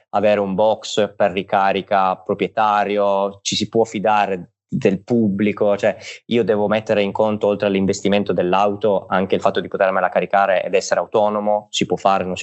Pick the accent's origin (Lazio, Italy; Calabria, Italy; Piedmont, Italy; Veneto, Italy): Piedmont, Italy; Turin; io adesso parlo per Torino perché sono di Torino